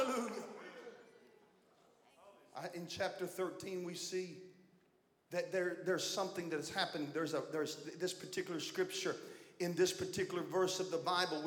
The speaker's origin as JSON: {"language": "English", "town": "Beaver Dam", "region": "Kentucky", "country": "United States", "said": "I'm from Beaver Dam, Kentucky"}